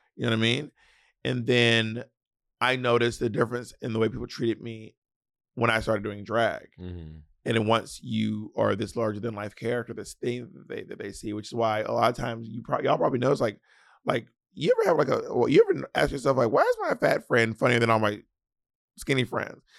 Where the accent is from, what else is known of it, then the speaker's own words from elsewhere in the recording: the South, United States; accent: Southern; As a Southerner, people will imitate your Southern accent